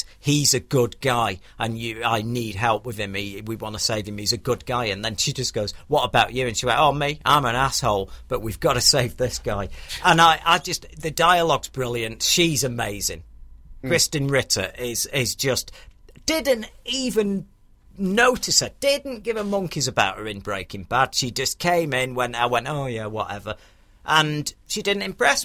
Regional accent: United Kingdom; I'm very proud about being a Brit

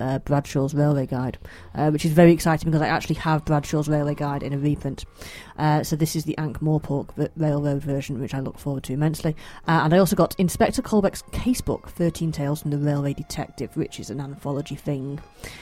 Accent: near Manchester, North West England, United Kingdom; born or raised there

